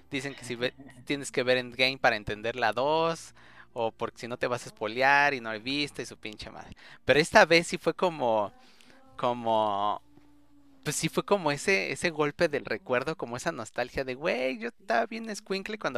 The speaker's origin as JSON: {"language": "Spanish", "region": "Mexico City", "country": "Mexico", "said": "En la, en la Vasconcelos soy de la Cuauhtémoc."}